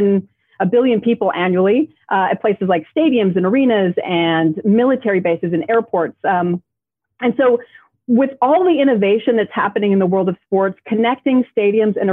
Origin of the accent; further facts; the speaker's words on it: Los Angeles, California, United States; my hometown